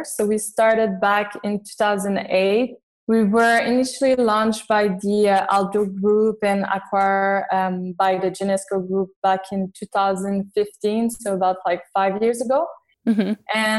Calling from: Montreal, Quebec, Canada; I'm in Montreal, actually.

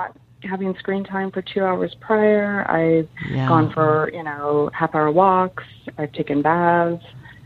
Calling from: San Francisco Bay Area, California, United States; also born or lived in Sacramento; I'm calling from San Francisco Bay Area.

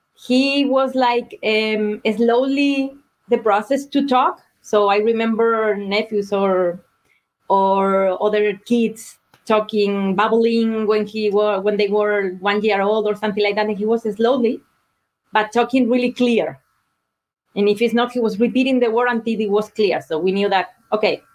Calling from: Kitchener, Ontario, Canada; I'm calling from Ontario, Kitchener, Ontario, Canada

